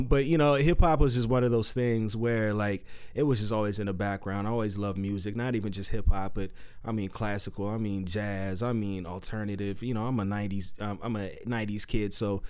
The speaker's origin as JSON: {"language": "English", "town": "San Diego", "region": "California", "country": "United States", "tie": "born or raised there", "also_born_or_lived": "Canyon Country, California / Pomona, California", "moved": "as an adult", "lives_now": "Phoenix, United States", "said": "I'm originally from San Diego. San Diego, I moved up to Canyon Country, and then I moved out to Phoenix"}